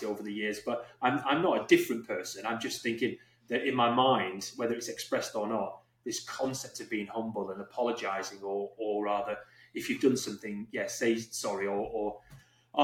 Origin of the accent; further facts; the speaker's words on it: England, United Kingdom; I'm English